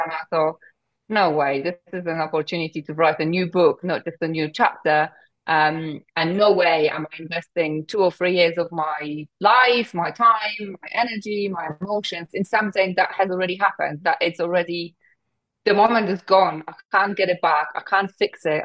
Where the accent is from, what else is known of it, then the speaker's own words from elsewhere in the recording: Poland; English is a second language; moved away as an adult; now in United Kingdom; at the age of 20, I moved from Poland to the UK, didn't speak a word of English